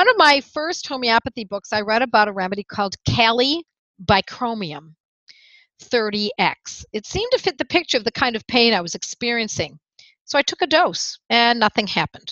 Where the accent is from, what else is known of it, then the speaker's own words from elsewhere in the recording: Buffalo, New York, United States; moved away; ever since I had moved back to my hometown of Buffalo, New York